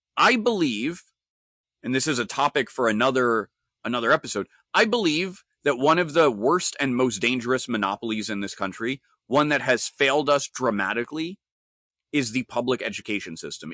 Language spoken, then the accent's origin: English; New York, United States; I'm a New Yorker